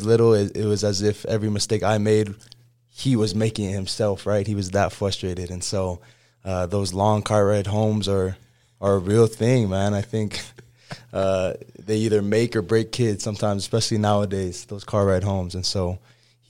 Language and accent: English; American Fork, Utah, United States; I grew up in American Fork, Utah